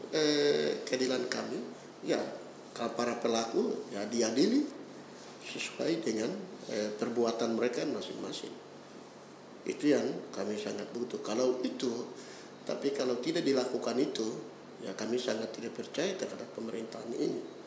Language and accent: Indonesian; Papua, Indonesia; kami orang Papua itu bagian dari eh, NKRI